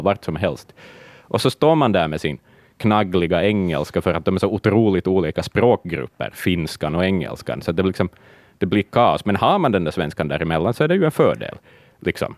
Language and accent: Swedish; Finland; Jag är finlandssvensk